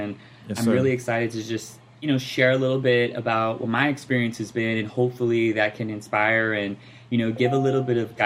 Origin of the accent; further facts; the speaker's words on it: Compton, California, United States; also born or lived in Riverside / San Bernardino; I grew up in Compton. I'm from Los Angeles County.